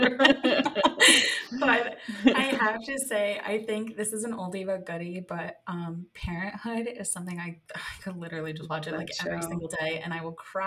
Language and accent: English; New York, United States; now in Austin, United States; I am from New York. Right now I'm living in Austin